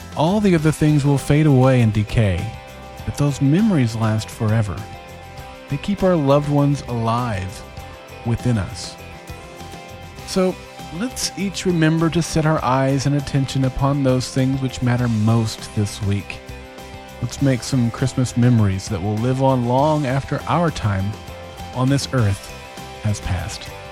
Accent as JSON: {"language": "English", "region": "Oklahoma", "country": "United States", "tie": "born or raised there", "said": "my home state of Oklahoma"}